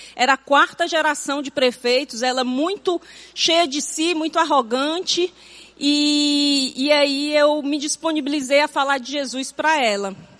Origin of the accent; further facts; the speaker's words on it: Fortaleza, Ceará, Brazil; nasci e me criei em Fortaleza